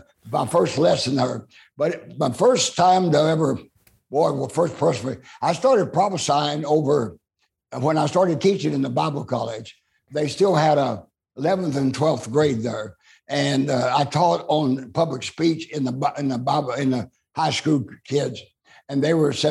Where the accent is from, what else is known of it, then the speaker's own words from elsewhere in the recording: Oklahoma, United States; moved away; also born or lived in Amarillo, Texas; I'm born and raised in Oklahoma